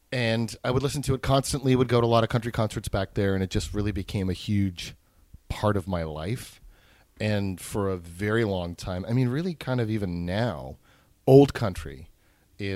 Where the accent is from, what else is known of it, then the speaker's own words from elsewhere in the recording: Phoenix, Arizona, United States; also born or lived in New York City, United States; I grew up in New York City. I was born there. And then when I was 9, we moved to Phoenix.